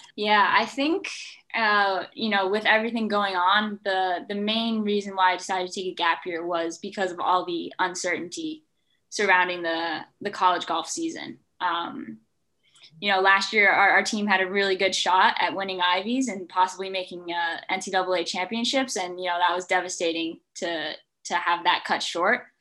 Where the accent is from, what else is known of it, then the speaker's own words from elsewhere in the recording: Watchung, New Jersey, United States; I'm from New Jersey. Uh, I lived in Watchung, um, and I started playing golf uh, when I was five years old